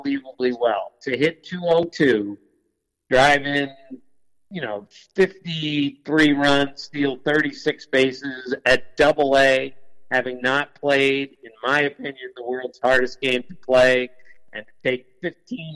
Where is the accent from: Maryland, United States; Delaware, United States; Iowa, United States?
Maryland, United States; D.C., suburban; I grew up in Washington, outside of Washington, D.C., in suburban Maryland.